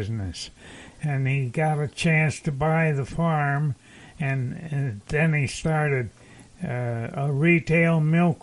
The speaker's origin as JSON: {"language": "English", "town": "Guilderland", "region": "New York", "country": "United States", "tie": "born or raised there", "also_born_or_lived": "Cohoes, New York"}